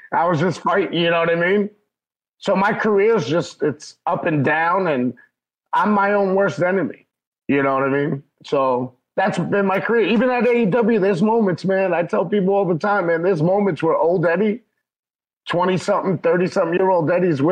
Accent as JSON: {"language": "English", "town": "New York City", "region": "New York", "country": "United States", "moved": "yes", "said": "I'm an Irish, you know, Irish Puerto Rican Catholic from the Bronx originally"}